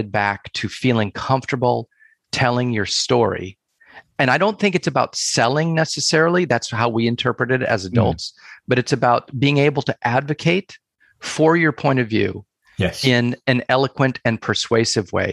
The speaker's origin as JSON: {"language": "English", "country": "United States", "tie": "born or raised there", "also_born_or_lived": "Asia / Europe", "said": "I am American, born and raised, and have spent most of my life in the United States"}